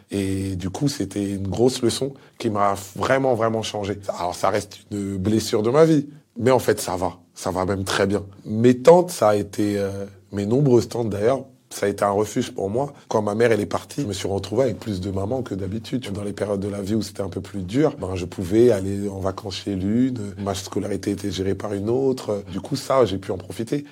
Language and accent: French; Kinshasa, DR Congo; now in France; je suis né, j'ai grandi à Kinshasa